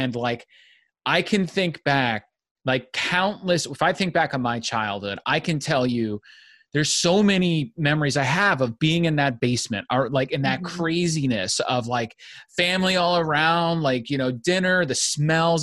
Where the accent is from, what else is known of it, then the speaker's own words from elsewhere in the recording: United States; as an Italian, but I grew growing up in the United States